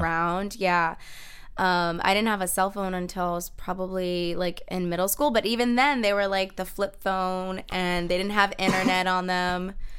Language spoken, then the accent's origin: English; Kissimmee, Florida, United States; moved away; I grew up in Kissimmee, Florida.